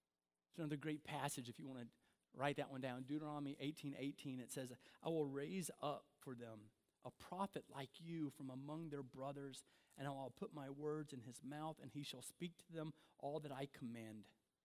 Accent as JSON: {"language": "English", "town": "Beaver Dam", "region": "Kentucky", "country": "United States", "lives_now": "Michigan, United States", "said": "I remember when I first came here, there's a small town over here. I came from Beaver Dam, Kentucky. I came here and there's a Beaver Dam, Michigan."}